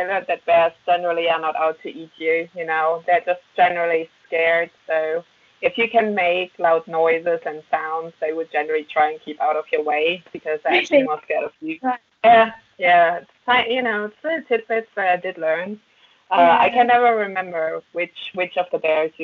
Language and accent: English; Germany; English is a second language; moved away as an adult; also born or lived in Berlin / Alaska / Hanover; now in Bath, United Kingdom; the same place in Germany where I grew up.